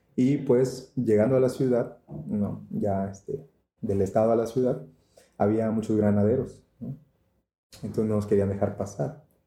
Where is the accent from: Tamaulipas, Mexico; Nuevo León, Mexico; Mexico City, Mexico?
Tamaulipas, Mexico; yo soy de Tamaulipas